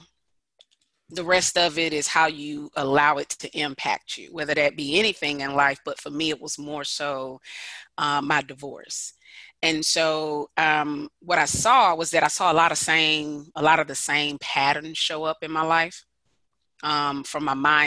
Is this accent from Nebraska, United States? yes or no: no; Decatur, Georgia, United States; I'm from Decatur, Georgia, which is a little bit outside of Atlanta. Born and bred here.